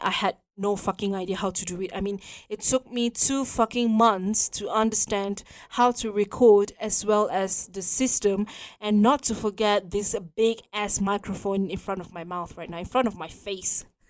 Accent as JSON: {"language": "English", "country": "Malaysia", "said": "we are Malaysian, proud to be Malaysian."}